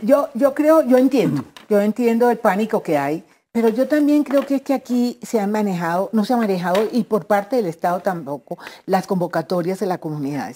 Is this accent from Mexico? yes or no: no; Costeño, Caribbean Region, Colombia; me consta, como costeño